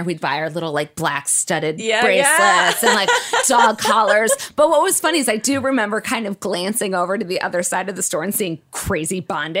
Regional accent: Detroit, Michigan, United States; I grew up right outside of Detroit, and it was an incredibly diverse area where I grew up. And then for midway through middle school, we moved to this very cushy white, you know, Christian

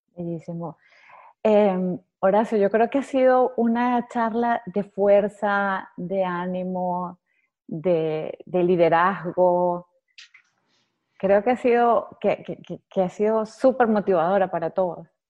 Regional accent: Venezuela; Yo soy venezolana

